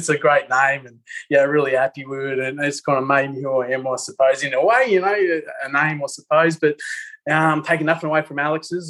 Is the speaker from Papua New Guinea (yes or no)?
yes; Papua New Guinea; born there; And they were teachers in Papua New Guinea. I was born in Papua New Guinea